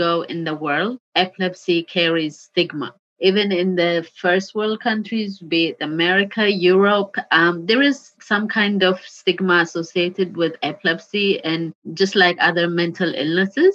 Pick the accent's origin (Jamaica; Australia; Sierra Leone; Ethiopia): Ethiopia; now in United Kingdom; my home country